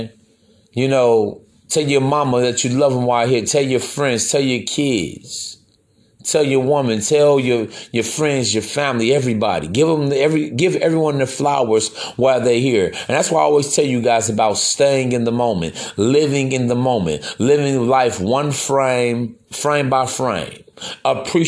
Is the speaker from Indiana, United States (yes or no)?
yes; East Chicago, Indiana, United States; I'm from East Chicago myself, man. It's only about, what, 20 minutes outside Chicago.